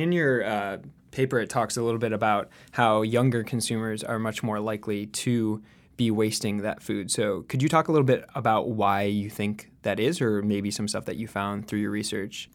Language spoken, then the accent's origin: English; Edina, Minnesota, United States; I'm from Edina, Minnesota